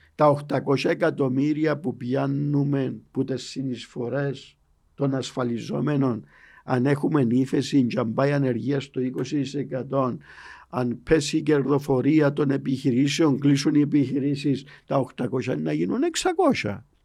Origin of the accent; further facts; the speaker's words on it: Paphos, Paphos District, Cyprus; είμαι από την Πάφο